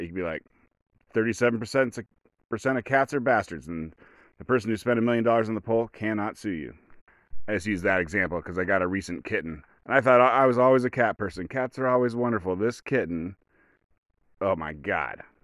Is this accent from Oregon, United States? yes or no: yes; rural Oregon, United States; I'm from a rural white Oregon